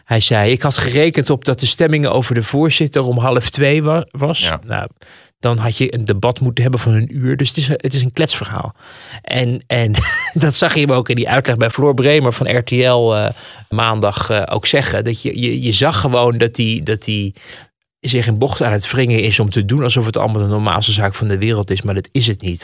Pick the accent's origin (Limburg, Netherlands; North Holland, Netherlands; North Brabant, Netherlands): North Holland, Netherlands; Amsterdam; Ik, ik ben ook geboren in Amsterdam. Geboren en getogen